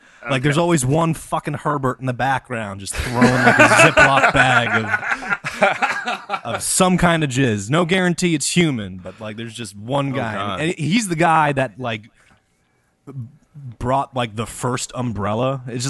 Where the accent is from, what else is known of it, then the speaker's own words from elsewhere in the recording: Missouri, United States; I grew up in Missouri.